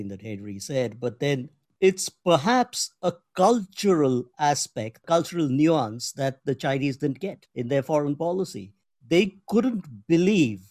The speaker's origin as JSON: {"language": "English", "country": "India", "moved": "yes", "said": "as an Indian who's been educated in the West"}